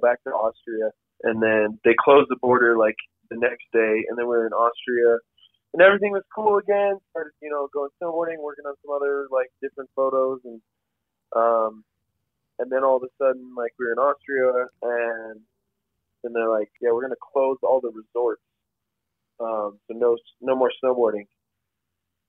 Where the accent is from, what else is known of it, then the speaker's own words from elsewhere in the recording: Colorado, United States; I'm from Colorado